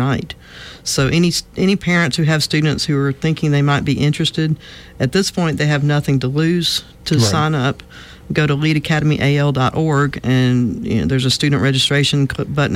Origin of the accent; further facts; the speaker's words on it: Montgomery, Alabama, United States; also born or lived in Mobile, Alabama / Denver, Colorado; I grew up in Montgomery.